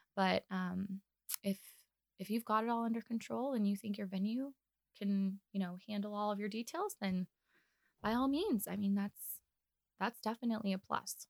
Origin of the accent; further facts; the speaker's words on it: Kansas City, United States; moved away as an adult; now in Omaha, United States; I'm actually from Kansas City, so def, I'm still new in my mind to Omaha. I've only been here for about two years.